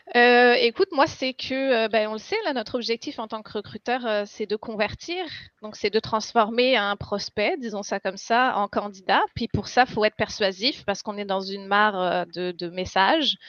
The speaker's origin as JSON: {"language": "French", "country": "France", "moved": "as an adult", "lives_now": "Quebec, Canada", "said": "je suis française à la base. Je suis arrivée au Québec en 2015."}